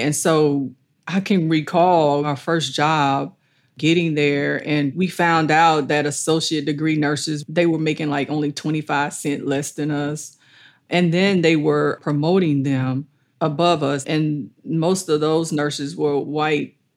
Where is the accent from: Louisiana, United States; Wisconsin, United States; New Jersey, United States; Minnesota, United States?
Louisiana, United States; Allendale Plantation, West Baton Rouge Parish; also born or lived in Plaquemine, Louisiana; I grew up on Allendale Plantation as a child with my maternal grandparents and my mom